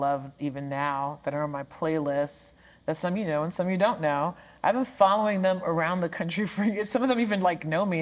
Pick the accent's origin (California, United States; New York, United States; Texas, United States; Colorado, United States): New York, United States; New York City; I am from Brooklyn, New York, born and raised in New York City.